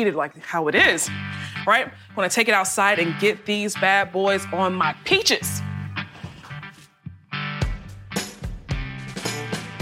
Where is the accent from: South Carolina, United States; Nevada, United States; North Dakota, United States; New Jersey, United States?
South Carolina, United States; Charleston; Growing up in Charleston, South Carolina